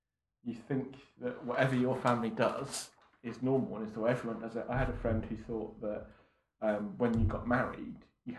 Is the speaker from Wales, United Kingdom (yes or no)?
no; Fareham, South East England, United Kingdom; Yeah, near Southampton. So, a little place called Fareham between Southampton and Portsmouth.